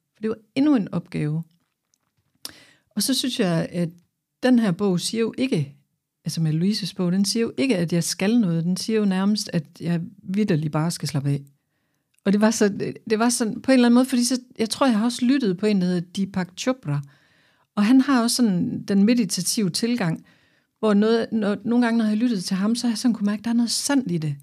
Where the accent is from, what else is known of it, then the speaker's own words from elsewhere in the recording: Aarhus, Central Denmark Region, Denmark; jeg kommer her fra Aarhus